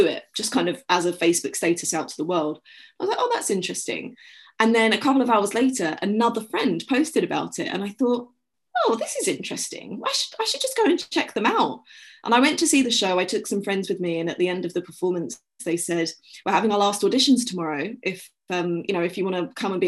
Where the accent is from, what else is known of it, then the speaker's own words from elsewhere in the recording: London, United Kingdom; moved away as an adult; also born or lived in New York; I grew up in London. I loved London so much, still